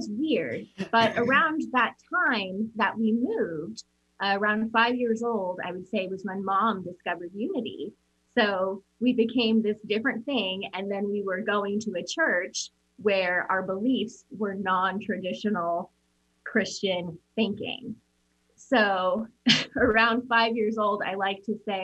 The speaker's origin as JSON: {"language": "English", "town": "Omaha", "region": "Nebraska", "country": "United States", "tie": "born or raised there", "also_born_or_lived": "Papillion, Nebraska", "said": "we grew up in Omaha, Nebraska"}